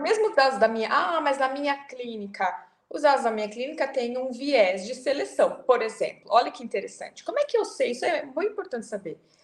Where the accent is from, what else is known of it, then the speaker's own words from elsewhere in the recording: Brazil; Eu sou do Brasil